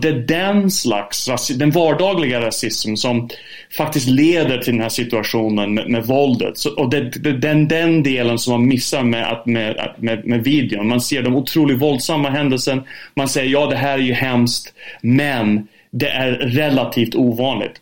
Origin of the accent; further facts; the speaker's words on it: United Kingdom; also born or lived in United States; now in Sweden; Jag är uppväxt i Storbritannien också, bodde både i USA och Storbritannien